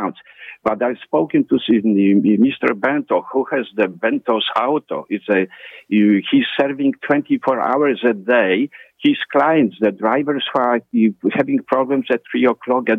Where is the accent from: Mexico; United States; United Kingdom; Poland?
Poland; now in Toronto, Canada; I'm from Poland